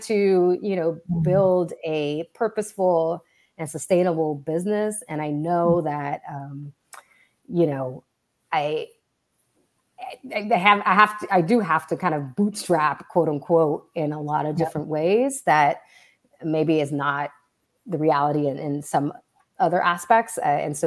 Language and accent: English; Southern California, United States; I grew up in Southern California